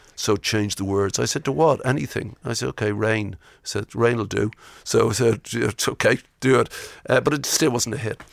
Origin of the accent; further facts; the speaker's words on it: Ireland; I'm Irish.